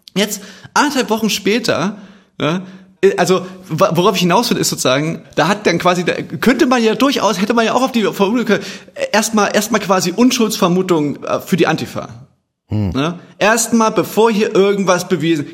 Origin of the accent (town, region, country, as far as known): Chemnitz, Saxony, Germany